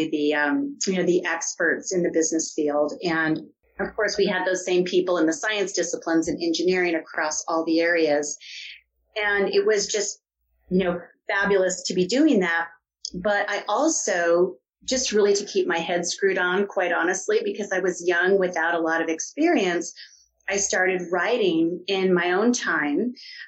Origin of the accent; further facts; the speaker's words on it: Tucson, Arizona, United States; moved away as an adult; also born or lived in New York City; I grew up in Tucson and moved to New York City